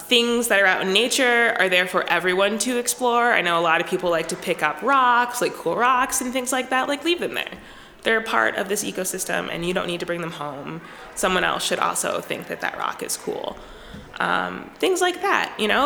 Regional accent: East Coast, United States; moved away as an adult; now in Minnesota, United States; I grew up on the East Coast

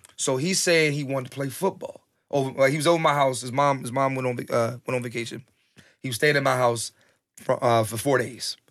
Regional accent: Philadelphia, Pennsylvania, United States; growing up in Philly

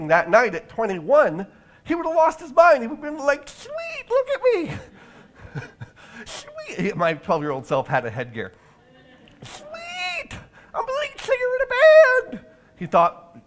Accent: Orange County, California, United States; my hometown in Orange County, California

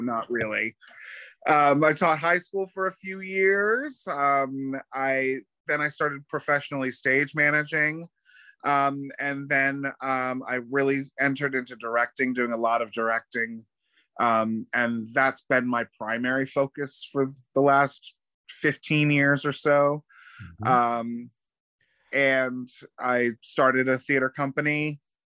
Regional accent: New Smyrna Beach, Florida, United States; also born or lived in Pompton Plains, New Jersey; I was born in New, in New Jersey, but I went to school here. I graduated high school in New Smyrna Beach. So I've been, you know, I'm I'm essentially a Florida boy, recovering New Jerseyite

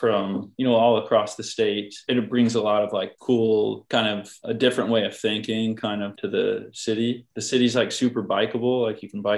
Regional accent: Elizabethtown, Kentucky, United States; also born or lived in Santiago, Chile; now in Louisville, United States; I'm from Elizabethtown, Kentucky, but I live in Louisville, Kentucky now.

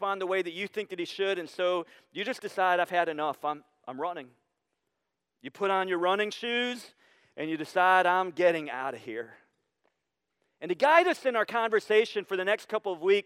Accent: Sandusky, Ohio, United States; moved away; also born or lived in Pittsburgh, Pennsylvania; I grew up in Sandusky on Camp Street

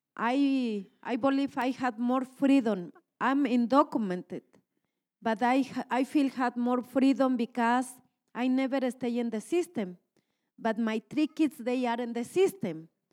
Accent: Mexico; English is a second language; moved away as an adult; now in Minnesota, United States; I'm from Mexico, I'm born in Mexico, and I, I have my professional work in my country

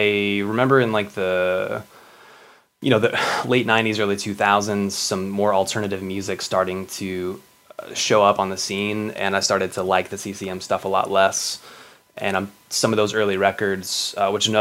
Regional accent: United States; also born or lived in Texas / New Mexico; I grew up in the Southern Baptist Church in Texas and New Mexico

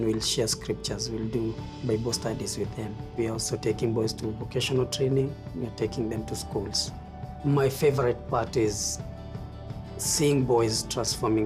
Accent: Nairobi, Kenya; I'm from Kenya. I grew up in the streets of Nairobi

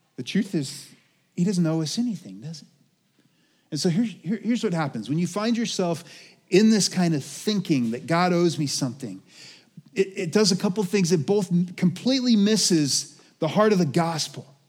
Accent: United States

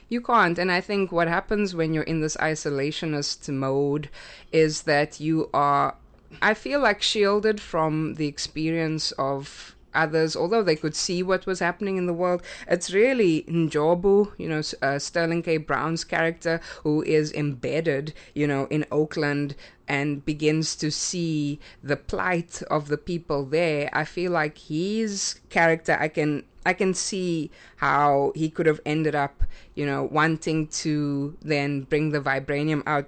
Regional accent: South Africa; moved away as an adult; now in United States; I grew up in South Africa

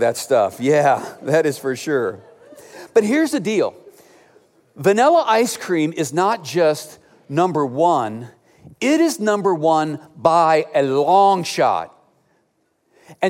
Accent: Cleveland, Ohio, United States; moved away; Growing up in Cleveland, Ohio

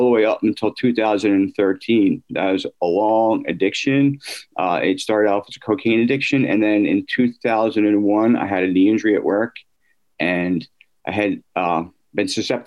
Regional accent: Drexel Hill, Pennsylvania, United States; I grew up out in Delaware County, mm-hmm. in the suburbs of, I grew up in Drexel Hill

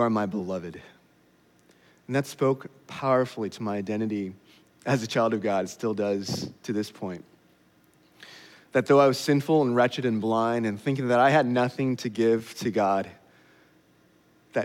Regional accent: California, United States; moved away; I'm a Californian

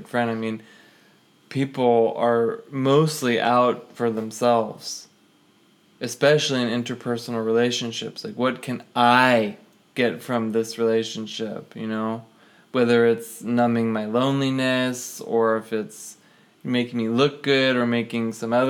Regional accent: Los Angeles, California, United States; moved away; I'm originally from Los Angeles, it's sunny all the time

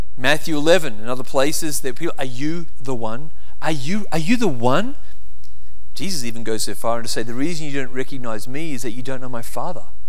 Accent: Australia; now in United States

